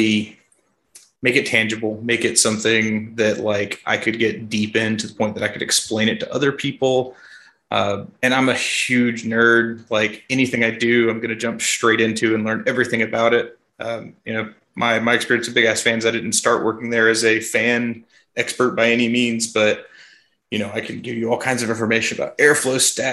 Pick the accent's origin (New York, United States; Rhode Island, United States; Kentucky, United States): Kentucky, United States; also born or lived in Florida; I'm born and raised in Kentucky. Spent a short stint in Florida, but I've been in Kentucky most of my life